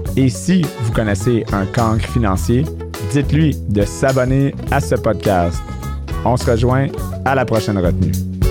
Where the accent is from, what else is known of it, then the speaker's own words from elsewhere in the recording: New Brunswick, Canada; first language English; French is a second language; moved away; also born or lived in Ontario; moi qui viens de Nouveau-Brunswick